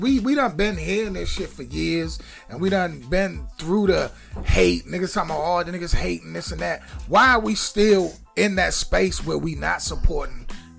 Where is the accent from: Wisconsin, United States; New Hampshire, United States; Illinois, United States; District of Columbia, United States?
District of Columbia, United States; Washington; also born or lived in Maryland; I grew up in the city and I grew up in Maryland.